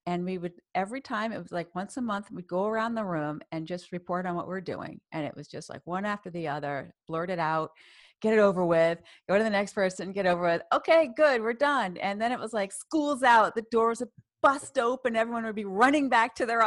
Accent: Boston, Massachusetts, United States; also born or lived in New York / Cambridge, Massachusetts / Saarbrücken, Germany; I spent my life, my childhood in Boston and Cambridge

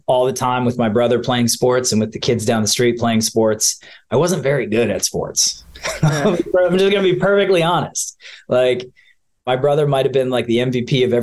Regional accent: Rocky River, Ohio, United States; moved away as an adult; also born or lived in Boston; I grew up in a small town outside of Cleveland, Ohio. It's called Rocky River.

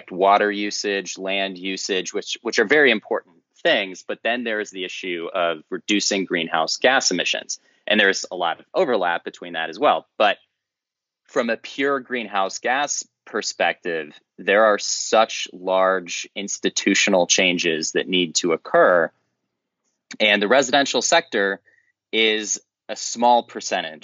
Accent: the Midwest in Indiana and Illinois, United States; I grew up in the Midwest in Indiana and Illinois

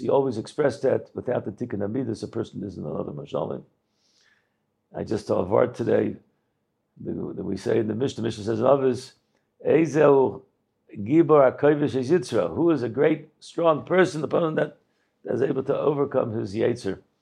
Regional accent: Baltimore, Maryland, United States; I didn't really grow up in Baltimore. I grew up in Slabotka. It was an American Slabotka

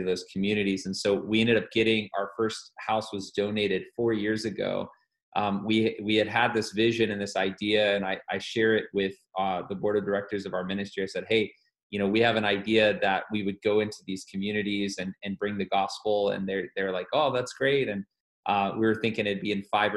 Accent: Atlanta, Georgia, United States; moved away as an adult; now in Columbus, United States; I'm originally from the Atlanta area and moved away from that area in about 2009

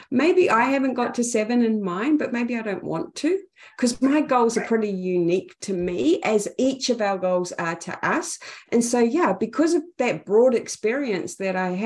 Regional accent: Napier, Hawke's Bay, New Zealand; accent: Kiwi; now in Auckland, New Zealand; Napier, Hawke's Bay, New Zealand

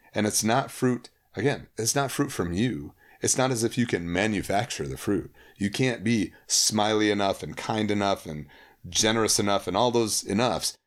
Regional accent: Holland, Michigan, United States; I grew up in Holland, Michigan

